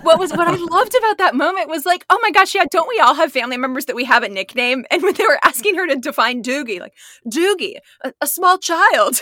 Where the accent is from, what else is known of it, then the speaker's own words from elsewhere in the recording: Midwest, United States; I'm from the Midwest